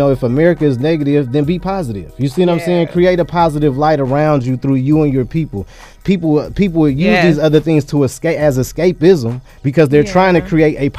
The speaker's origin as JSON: {"language": "English", "town": "Berkeley", "region": "California", "country": "United States", "tie": "born or raised there", "also_born_or_lived": "Oakland, California", "said": "I was born in Oakland, California, raised in Berkeley, California"}